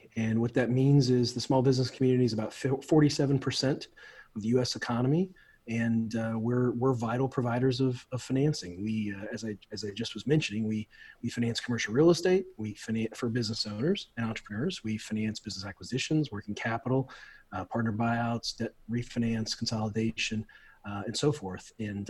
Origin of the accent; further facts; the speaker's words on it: Midwest, United States; now in Florida, United States; When I was growing up in the Midwest, I live in Florida now. I've been down here for about 23 years.